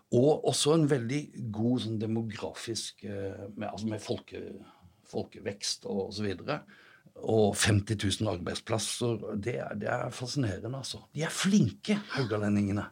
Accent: Sørlandet, Norway; Jeg vokste opp på Sørlandet

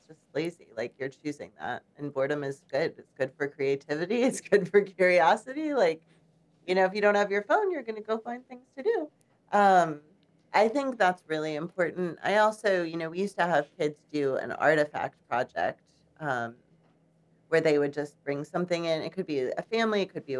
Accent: Chicago, Illinois, United States; now in Charlottesville, United States; I grew up in Chicago.

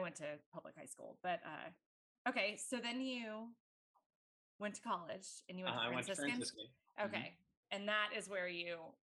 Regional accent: Virginia, United States; moved away; I grew up in Virginia.

